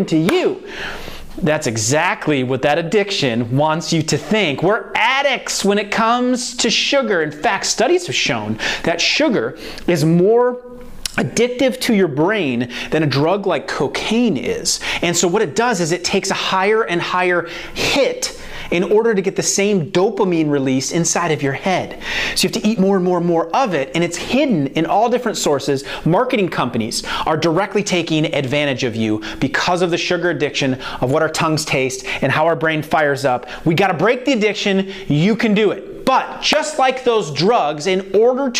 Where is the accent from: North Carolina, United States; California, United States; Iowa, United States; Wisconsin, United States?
Iowa, United States; now in the South, United States; I'm from Iowa, so I didn't realize that when I moved down to the South that that's what they call it.